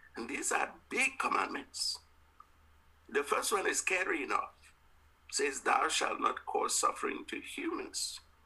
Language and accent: English; Cameroon; I was from the Mbum in a part of Cameroon